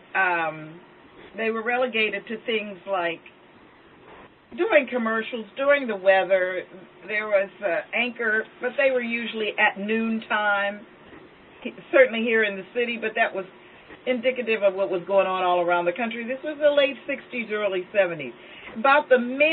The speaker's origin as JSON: {"language": "English", "town": "Pittsburgh", "region": "Pennsylvania", "country": "United States", "said": "I'm from Pittsburgh, Pennsylvania"}